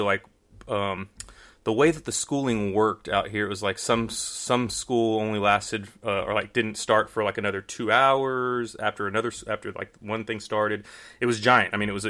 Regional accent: Houston, Texas, United States; Houston, Texas.

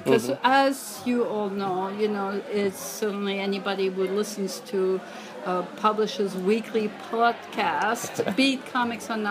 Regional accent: France; moved away; I grew up reading comics in France

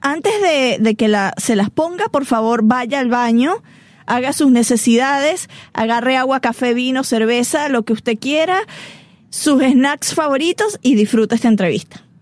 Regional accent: Barquisimeto, Lara, Venezuela; moved away; Barquisimeto, Venezuela, que es de donde soy

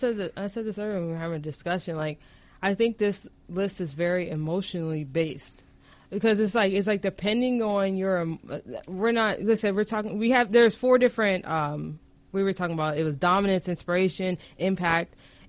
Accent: Arizona, United States; moved away; I've always enjoyed being growing up in Arizona.

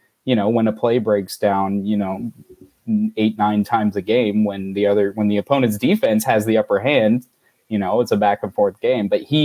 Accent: Florida, United States; moved away; growing up in Florida

